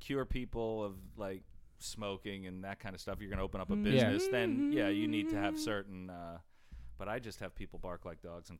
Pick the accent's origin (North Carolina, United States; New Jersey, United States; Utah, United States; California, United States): New Jersey, United States; where are you from? And I said, New Jersey.